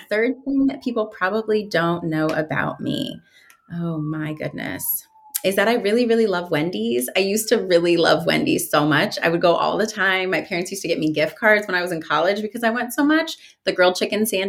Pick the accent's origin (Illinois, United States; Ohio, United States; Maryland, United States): Ohio, United States; Mansfield; now in Columbus, United States; I grew up in Mansfield, Ohio, which is a smaller town in Ohio.